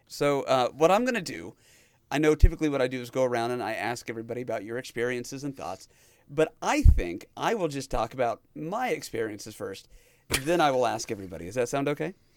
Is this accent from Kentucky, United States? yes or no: no; Dodge City, Kansas, United States; I grew up in Dodge City, Kansas.